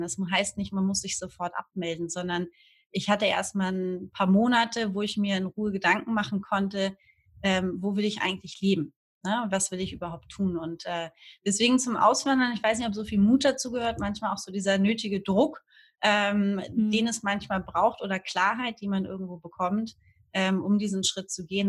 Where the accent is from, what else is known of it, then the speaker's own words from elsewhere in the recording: Hamburg, Germany; moved away as an adult; now in Fuerteventura, Spain; Ich komme eigentlich aus dem wundervollen Norddeutschland, aus Hamburg